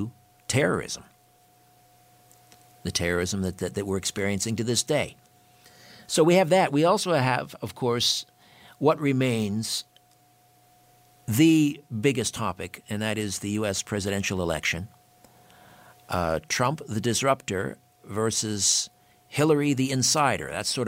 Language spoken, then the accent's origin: English; Canada; I'm a Canadian